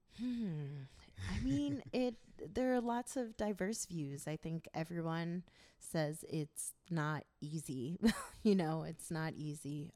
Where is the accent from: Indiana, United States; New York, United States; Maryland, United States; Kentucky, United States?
New York, United States; I am from New York, of Haitian descent